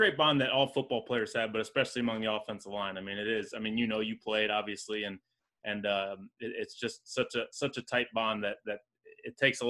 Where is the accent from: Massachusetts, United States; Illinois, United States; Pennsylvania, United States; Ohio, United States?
Illinois, United States; Springfield; and I'm from Springfield, Illinois.